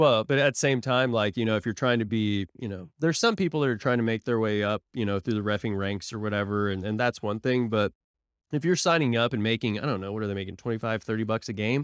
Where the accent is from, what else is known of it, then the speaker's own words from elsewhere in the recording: Tulsa, Oklahoma, United States; moved away; I'm from Tulsa